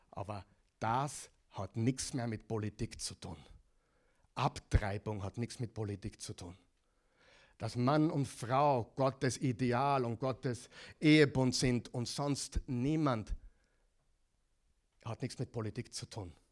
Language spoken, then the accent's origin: German; Oklahoma, United States; In, in meiner Heimatstadt, in Oklahoma, 600 Gemeinden und die, die Stadt ist 500.000. Die ist dreimal so groß wie, wie, wie, wie Linz.